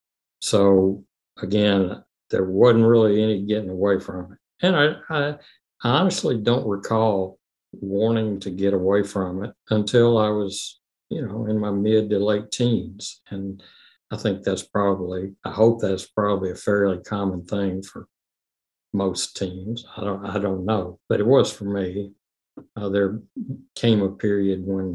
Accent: Memphis, Tennessee, United States; I was born in Memphis

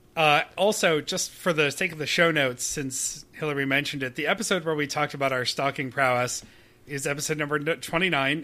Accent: Canada; as a Canadian

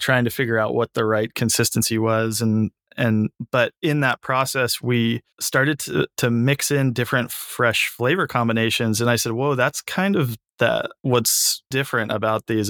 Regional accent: San Francisco, California, United States; I grew up in San Francisco

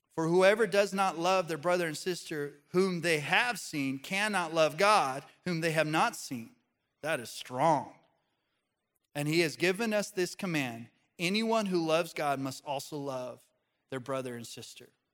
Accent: Pagosa Springs, Colorado, United States; moved away; I go back to my hometown. Uh, this is in Pagosa Springs, Colorado.

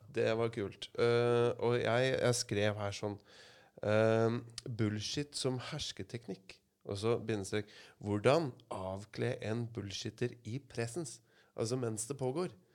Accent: Asker, Akershus, Norway; now in Kragerø, Norway; for jeg er jo innflytter. Jeg kommer fra Asker

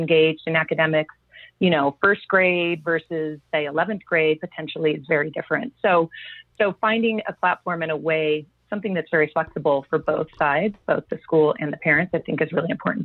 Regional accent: Long Beach, California, United States; I grew up in Southern California in Long Beach Unified School District

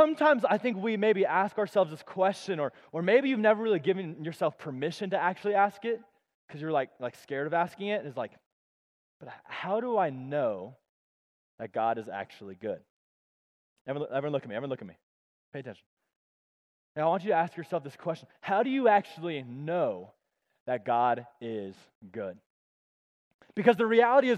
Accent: Colorado Springs, Colorado, United States; moved away as an adult; also born or lived in Tulsa, Oklahoma; I grew up in Colorado Springs my whole life.

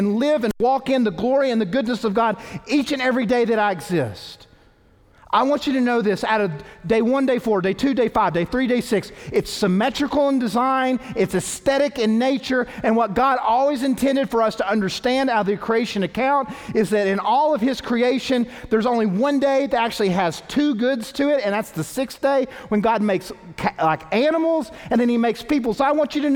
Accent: East Tennessee, United States; moved away; also born or lived in New Orleans; growing up in East Tennessee

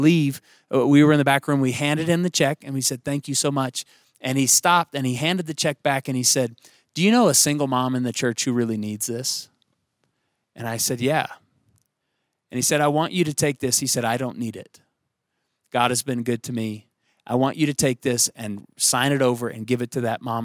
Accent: Tulsa, Oklahoma, United States; moved away; I grew up in Tulsa, Oklahoma

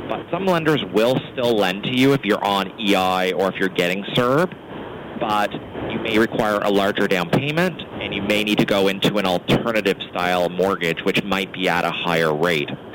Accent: Annapolis Valley, rural Nova Scotia, Canada; I grew up in the Annapolis Valley in a small small town

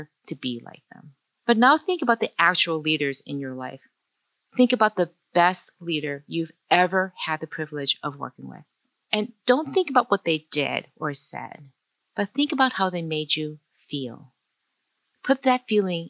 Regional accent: Detroit, Michigan, United States; English is a second language; I grew up as a child of immigrants in Detroit, Asian, Chinese, even not speaking English as my first language

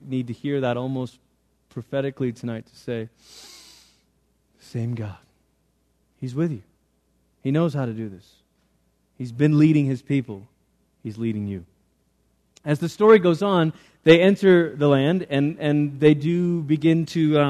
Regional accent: Malaysia; now in United States; I grew up in Malaysia. I'm a Malaysian citizen

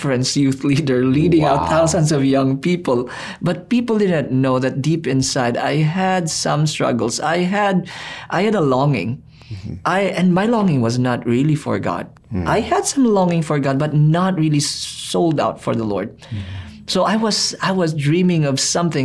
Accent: Philippines; I'm a Filipino

